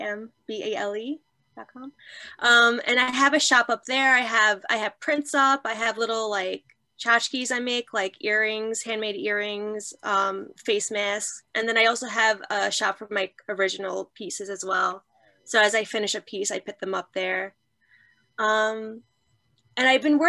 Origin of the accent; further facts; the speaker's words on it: New York City, New York, United States; I grew up in Marine Park, Brooklyn